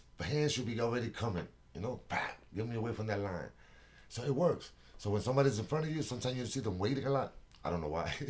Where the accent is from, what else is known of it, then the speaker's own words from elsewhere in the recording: New York, United States; moved away as an adult; also born or lived in Puerto Rico; now in North Carolina, United States; I was born in Puerto Rico. Yeah, I was born in Puerto Rico. You came from Puerto Rico. Then I was at 6. I went to New York, and I was there all my life almost until I got to North Carolina.